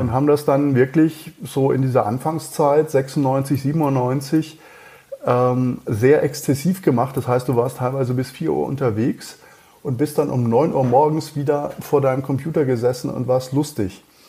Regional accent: near Freiburg, Baden-Württemberg, Germany; born or raised there; moved away as an adult; also born or lived in Mannheim / Cologne; now in Munich, Germany

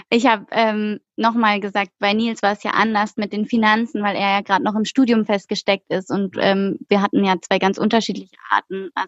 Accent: Baden-Württemberg, Germany; Also wir kommen aus dem Schwarzwald und sind innerhalb von einem Tag nach Berlin getrampt, was irgendwie 900 Kilometer aus von uns war.

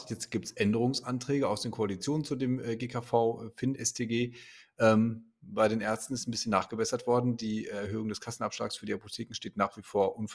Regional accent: North Rhine-Westphalia, Germany; ich bin die man im Schatten des Ruhrgebiets groß geworden

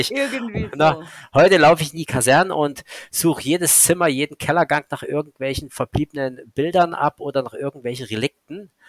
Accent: Saxony, Germany; Ich war damals in der Dresdner Gegend, weil es halt meine Heimat ist

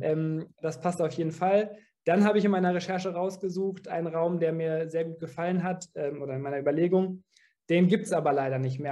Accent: Dortmund, North Rhine-Westphalia, Germany; wir sind alle in Dortmund geboren, wir sind hier aufgewachsen

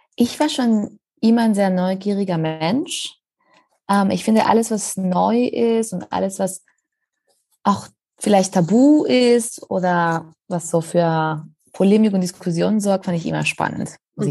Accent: Spain; German is a second language; now in Berlin, Germany; ich komme ja ursprünglich aus Spanien

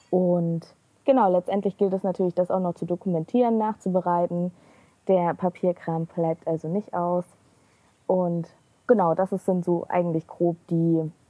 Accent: Leipzig, Saxony, Germany; ich komme auch aus Leipzig

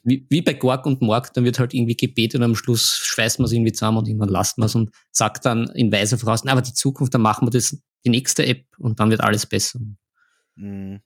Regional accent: Vienna, Austria; bei uns in Wien

